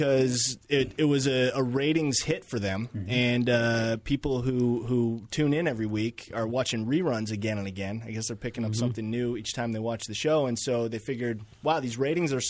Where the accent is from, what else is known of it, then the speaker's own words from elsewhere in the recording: Chicago, Illinois, United States; I'm from Chicago